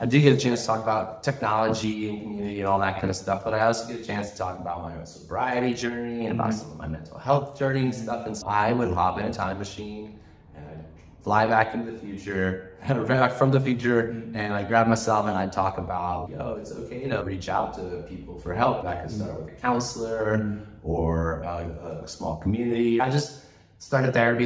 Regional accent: United States; moved away as an adult; also born or lived in Galiano Island, Canada; now in Canada; I'm an American. I'm a landed immigrant here in Canada. I've been living for 25 years.

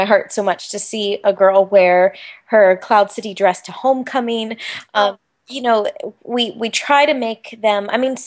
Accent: Orlando, Florida, United States; ever since I was a little girl growing up in Orlando

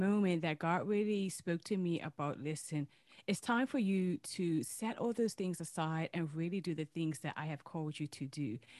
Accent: Bermuda; I hail from Bermuda

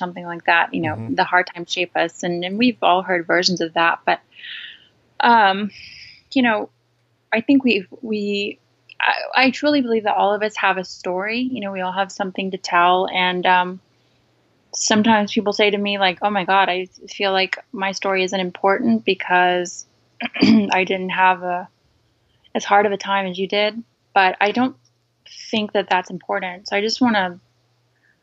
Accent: Charleston, South Carolina, United States; now in California, United States; I grew up in the South, in Charleston, South Carolina, which I love.

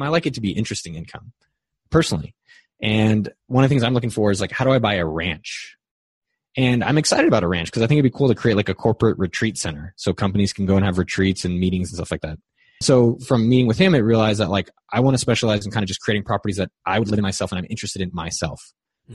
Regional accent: Bay Area, California, United States; I grew up in the Bay Area where it's always been really expensive and interesting

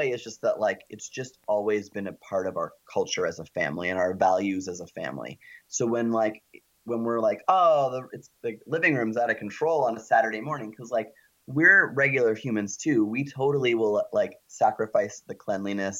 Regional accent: Canada; we're Canadian

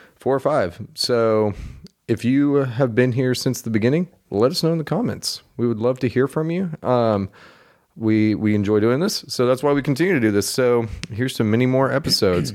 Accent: Oklahoma, United States; I'm from Oklahoma and that's pretty much all I've ever known.

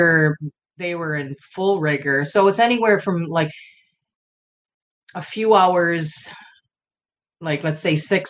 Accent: Midwest, United States; I'm from the Midwest

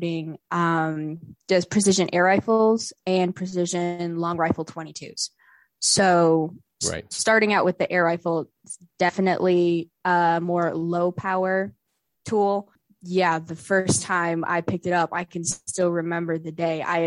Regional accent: West Virginia, United States; moved away as an adult; now in Georgia, United States; I was born and raised in West Virginia

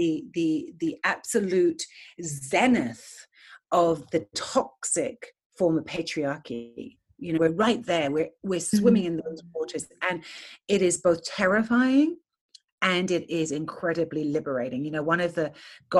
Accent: England, United Kingdom; moved away as an adult; now in United States; I'm born and raised in England

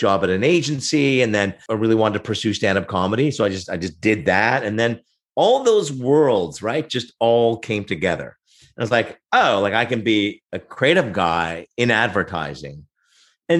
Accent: Oshawa, Ontario, Canada; also born or lived in Montreal, Quebec (Verdun); I'm originally from Montreal, but grew up in the south end of Oshawa in the rough and tumble

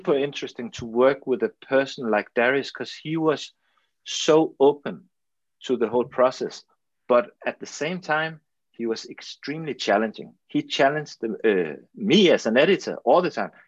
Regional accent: Denmark; English is a second language; I'm from Denmark, we are a small country, we have our own language, but no one speaks Danish. So of course I have to learn English

